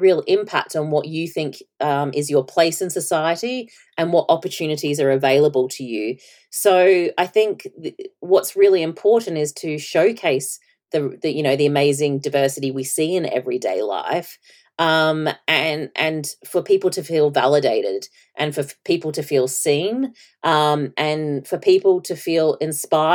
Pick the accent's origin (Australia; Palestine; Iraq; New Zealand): Australia; at the time I was growing up in Australia